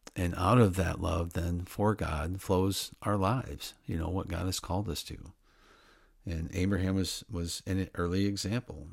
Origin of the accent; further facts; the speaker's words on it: Midwest, United States; I grew up in the Middle West, like I said, of the United States